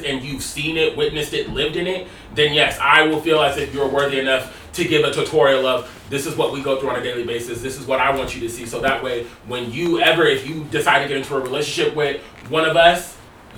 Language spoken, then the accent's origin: English; Tacoma, Washington, United States; now in Seattle, United States; I am from Tacoma